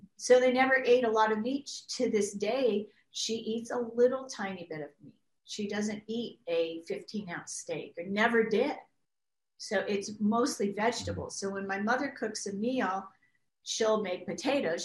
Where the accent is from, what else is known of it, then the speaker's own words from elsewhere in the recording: Canada; moved away; I grew up in Canada where wheat used to grow three feet high